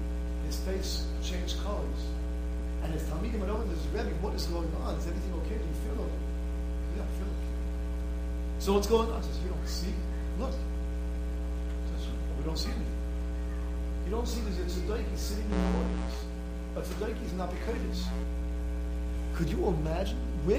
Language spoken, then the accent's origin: English; Israel; moved away; No one came to my defense because no one knew me. I came from Israel. No one knew me. I'm a new person over here.